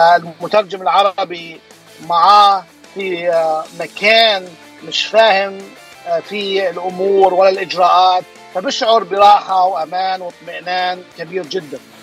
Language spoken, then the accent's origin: Arabic; Jordan; also born or lived in Bay Area, California, United States; now in Anaheim, United States; انا اصلا من الاردن يعني اصلي اردني هاجرت على امريكا بدايه آه، آه، التسعينات